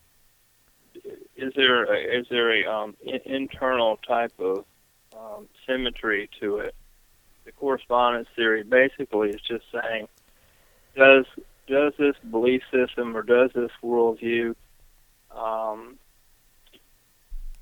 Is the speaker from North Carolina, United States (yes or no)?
yes; Greensboro, North Carolina, United States; here in my hometown of Greensboro, North Carolina